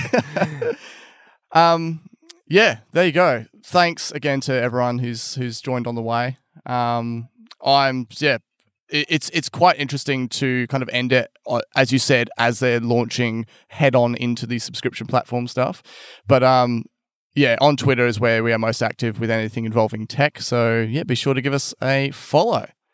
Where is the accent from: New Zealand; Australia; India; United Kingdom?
Australia; Albany, Western Australia; my hometown of Albany